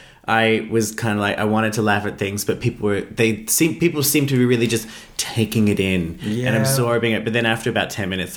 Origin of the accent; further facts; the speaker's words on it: Australia; I'm Australian.